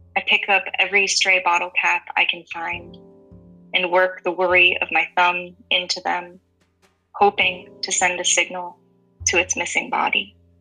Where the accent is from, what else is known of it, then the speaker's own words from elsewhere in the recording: Massachusetts, United States; moved away as an adult; now in Huntsville, United States; growing up in Massachusetts